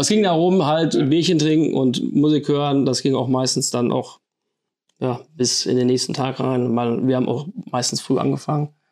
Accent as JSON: {"language": "German", "town": "Fredeburg", "region": "North Rhine-Westphalia", "country": "Germany", "tie": "born or raised there", "said": "ich bin auch gebürtiger Fredeburger"}